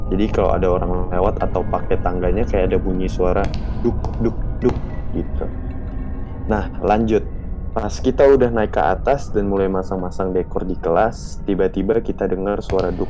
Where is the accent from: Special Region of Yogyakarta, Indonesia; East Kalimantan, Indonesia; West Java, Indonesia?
Special Region of Yogyakarta, Indonesia; Yogyakarta; For your info, aku adalah orang Jogja asli dan sekolahku pun ada di Jogja.